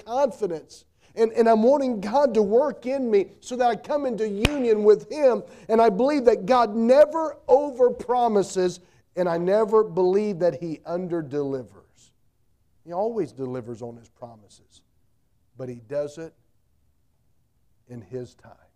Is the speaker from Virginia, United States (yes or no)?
no; North Carolina, United States; I grew up in North Carolina